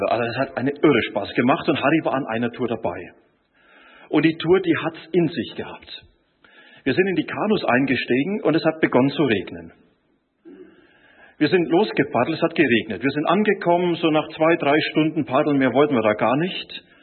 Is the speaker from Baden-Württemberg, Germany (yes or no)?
no; Bavaria, Germany; Er ist Bäcker, ich bin auch gelernter Bäcker, und er ist Franke, ich bin auch Franke.